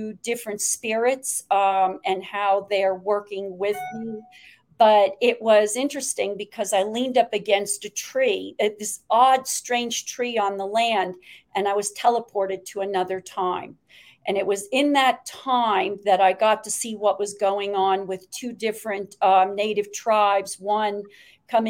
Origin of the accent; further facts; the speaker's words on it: Great Falls, Montana, United States; I was born in Great Falls, Montana